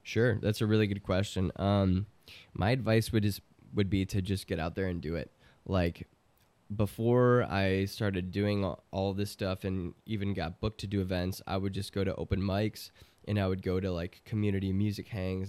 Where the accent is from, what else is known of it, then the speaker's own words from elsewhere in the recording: Chicago, Illinois, United States; I'm from Chicago